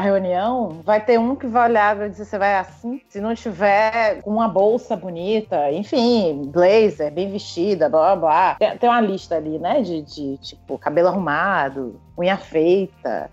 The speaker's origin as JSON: {"language": "Portuguese", "region": "Northeast Brazil", "country": "Brazil", "moved": "as an adult", "lives_now": "Rio de Janeiro, Brazil", "said": "eu sou nordestina, é porque eu tenho um sotaque, vou ter sotaque sim"}